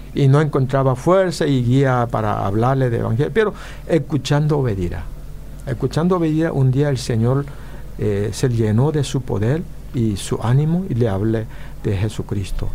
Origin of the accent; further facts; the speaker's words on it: Paraguay; also born or lived in Korea (ancestry); now in California, United States; yo soy paraguayo